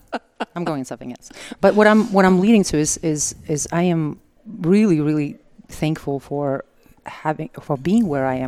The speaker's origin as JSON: {"language": "English", "region": "Siberia", "country": "Russia", "tie": "born or raised there", "moved": "as an adult", "lives_now": "New York, United States", "said": "I graduated nursing school actually in Siberia, so, and then I was raised in Soviet Union times"}